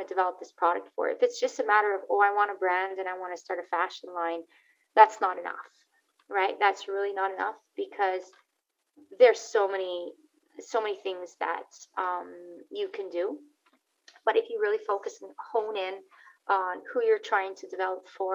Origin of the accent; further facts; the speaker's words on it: Montreal, Quebec, Canada; now in Calgary, Canada; I currently live in Calgary, Alberta, in Canada, originally born and raised in Montreal, Quebec, in Canada as well